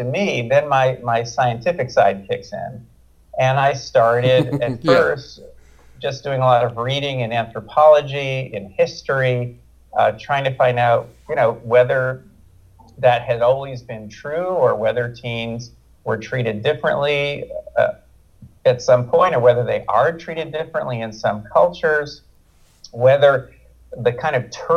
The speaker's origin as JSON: {"language": "English", "country": "United States", "said": "we as American parents"}